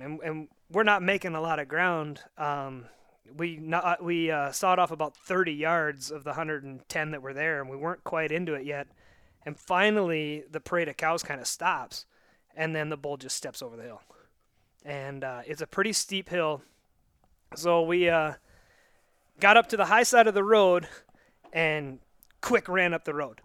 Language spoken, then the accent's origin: English; Northwest Montana, United States; moved away; I'm originally from out here